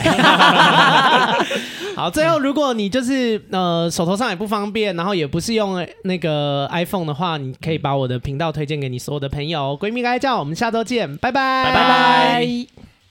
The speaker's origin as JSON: {"language": "Chinese", "region": "Taipei", "country": "Taiwan", "tie": "born or raised there", "moved": "as an adult", "lives_now": "Australia", "said": "我不想要一辈子都待在台北，我在台北已经生活就是好多年了。是。对，因为我就是在台北长大的人嘛"}